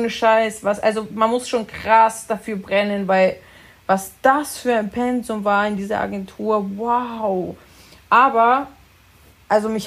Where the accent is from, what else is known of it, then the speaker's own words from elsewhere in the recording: Italy; weil ich zum Beispiel als Italiener neige